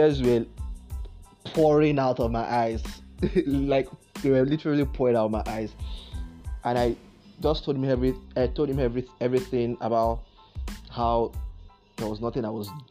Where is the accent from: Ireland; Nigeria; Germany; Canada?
Nigeria; Akwa Ibom; I'm from Akwa Ibom State